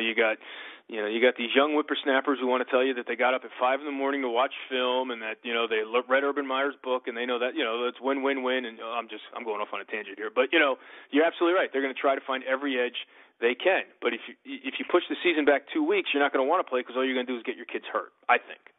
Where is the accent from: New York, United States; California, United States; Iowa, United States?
New York, United States; I'm a New Yorker